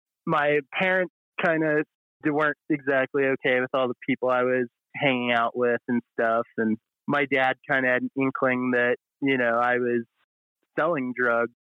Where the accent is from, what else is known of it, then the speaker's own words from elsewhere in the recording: Montana, United States; I grew up in Montana